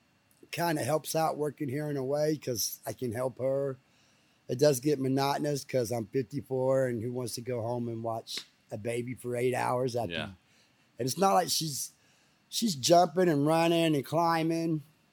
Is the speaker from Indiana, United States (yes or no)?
no; Bethany, Oklahoma, United States; now in Wewoka, United States; Bethany, Oklahoma.